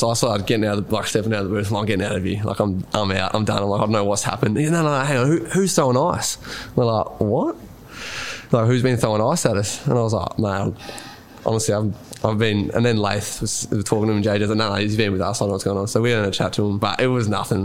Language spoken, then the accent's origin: English; Rupanyup, Victoria, Australia; I'm from Rupner.